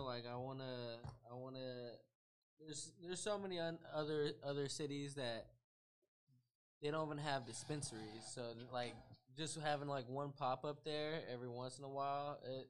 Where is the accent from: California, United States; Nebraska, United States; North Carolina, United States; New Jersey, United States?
California, United States; Antioch; now in Stockton, United States; I'm not even originally from Stockton, I came from Antioch